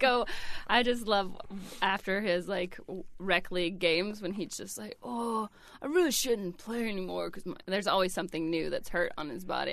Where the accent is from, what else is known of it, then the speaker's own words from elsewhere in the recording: Georgia, United States; moved away; I didn't make it to Atlanta because it was, you know, kind of my home state